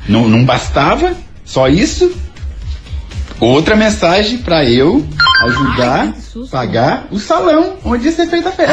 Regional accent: Foz do Iguaçu, Paraná, Brazil; now in Curitiba, Brazil; Eu sou de Foz do Iguaçu

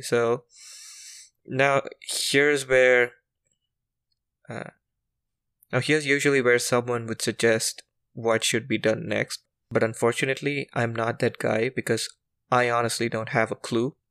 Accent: India; as an Indian

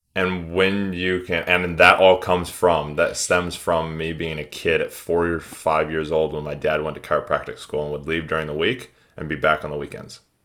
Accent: United States; moved away; I'm from the States initially.

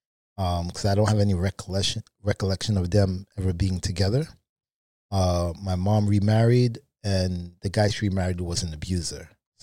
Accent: Brooklyn, New York, United States; So originally from Brooklyn, New York. I grew up in the projects.

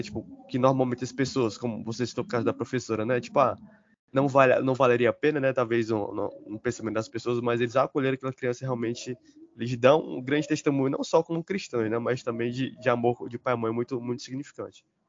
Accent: Fortaleza, Ceará, Brazil; Eu sou aqui de Fortaleza, vivo na cidade

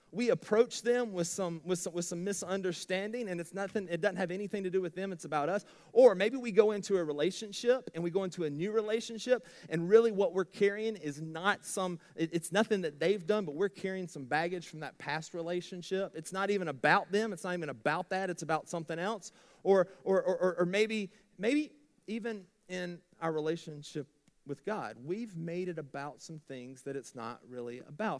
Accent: Blue Ridge, United States; I am from Blue Ridge

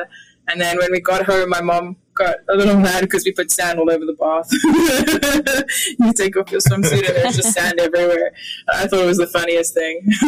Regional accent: Plettenberg Bay, Western Cape, South Africa; moved away as an adult; now in Bahamas; I'm from South Africa, a small little town on the coast called Plettenberg Bay. Yeah, I grew up there since I was five

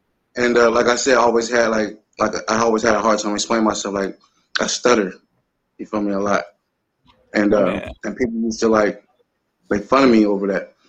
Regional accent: Camden, New Jersey, United States; I'm from Camden, New Jersey. You feel me? I'm originally from North Camden. You know, 614 Elm Street, to be precise, where I grew up at. But, I also live 1499 Princess Avenue. Feel me, in Parkside, while I went to high school there.

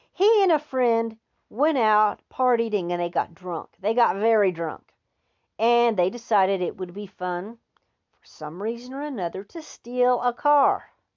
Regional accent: Texas, United States; as a Texan

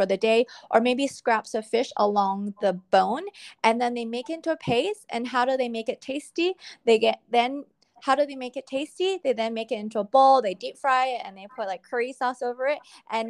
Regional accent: Vancouver, British Columbia, Canada; I'm actually born and raised in Vancouver, BC. So I'm Canadian-born Chinese, a CBC, so they call me.

